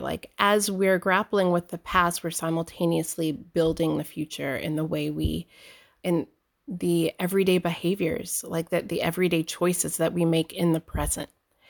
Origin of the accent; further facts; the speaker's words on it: Columbus, Georgia, United States; born there; now in Rhode Island, United States; Yes, I was born in Columbus, Georgia. I grew up a military brat and in a very religious family